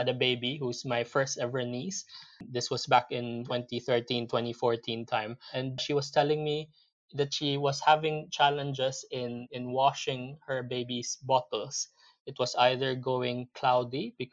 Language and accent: English; Philippines; moved away as an adult; now in United Kingdom; I'm originally from the Philippines. I moved to the UK back in 2006 to basically join Unilever here in the UK